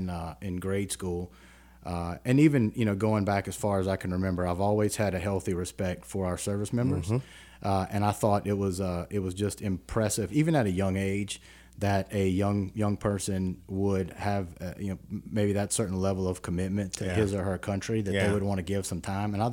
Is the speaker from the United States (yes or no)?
yes; West Baton Rouge, Louisiana, United States; So I'm originally from the area. I grew up in West Baton Rouge in large part.